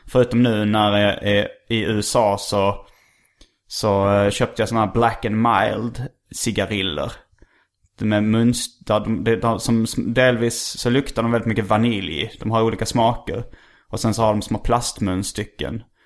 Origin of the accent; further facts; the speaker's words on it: Lund, Skåne, Sweden; jag är ju uppvuxen i Lund också